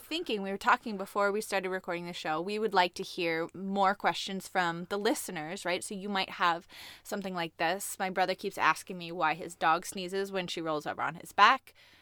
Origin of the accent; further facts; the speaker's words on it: Colorado, United States; To Colorado, where I'm from.